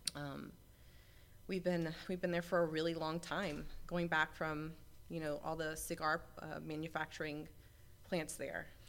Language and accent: English; Tampa, Florida, United States; I grew up in Tampa, Florida, in Ybor City area